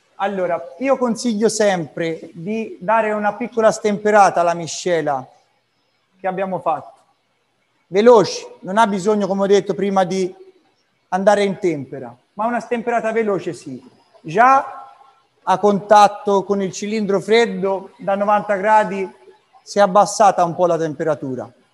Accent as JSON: {"language": "Italian", "town": "Arezzo", "region": "Tuscany", "country": "Italy", "said": "amo infinitamente la mia terra e la mia città. Francesco Redi, mio avo, aretino"}